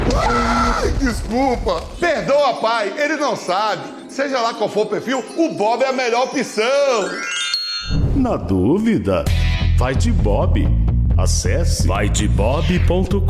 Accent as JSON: {"language": "Portuguese", "town": "Nazaré das Farinhas", "region": "Bahia", "country": "Brazil", "tie": "born or raised there", "moved": "yes", "lives_now": "São Paulo, Brazil", "said": "sou baiano"}